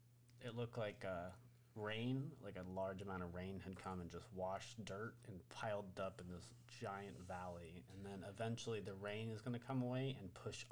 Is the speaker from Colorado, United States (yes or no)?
no; Oregon, United States; I am from Oregon.